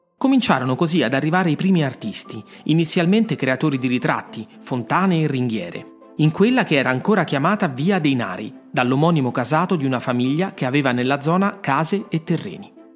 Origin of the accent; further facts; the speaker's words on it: Rome, Lazio, Italy; sono nato a Roma. Ci sono moltissime storie che vivono nelle strade della mia città